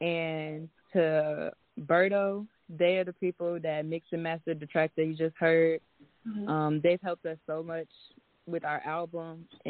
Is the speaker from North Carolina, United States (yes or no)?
yes; Fayetteville, North Carolina, United States; We're from Fayetteville, North Carolina